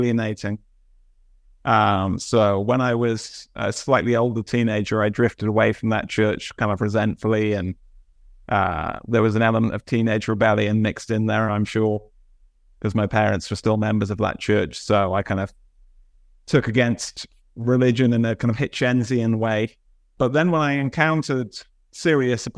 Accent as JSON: {"language": "English", "town": "Bath", "region": "South West England", "country": "United Kingdom", "tie": "born or raised there", "said": "So I grew up in Bath in England"}